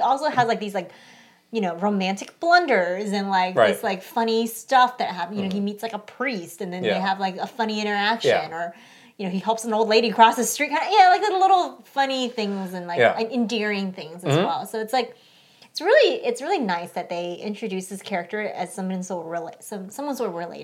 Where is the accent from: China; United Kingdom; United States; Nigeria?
China; moved away; I come from like a town in China where Mahjong is really, really popular